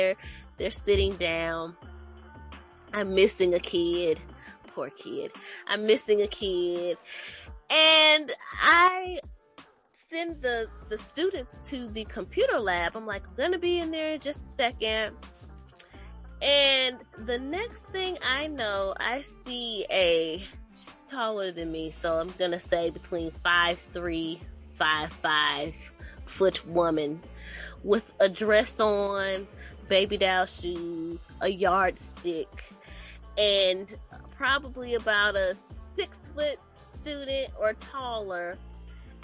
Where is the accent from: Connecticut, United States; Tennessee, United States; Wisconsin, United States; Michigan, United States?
Wisconsin, United States; Milwaukee; now in North Carolina, United States; I'm originally from Milwaukee, Wisconsin. I currently reside in North Carolina as well.